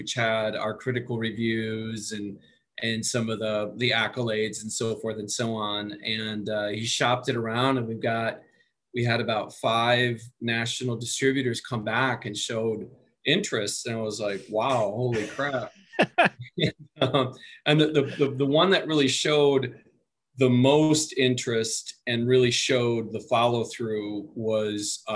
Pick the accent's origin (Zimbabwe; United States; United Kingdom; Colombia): United States; Waupaca, Wisconsin; I'm from Waupaca, Wisconsin